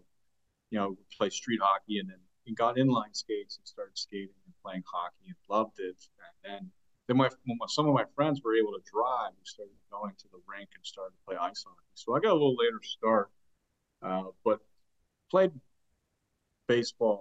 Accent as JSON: {"language": "English", "region": "Western Pennsylvania", "country": "United States", "tie": "born or raised there", "said": "I grew up in Western Pennsylvania in the 80s"}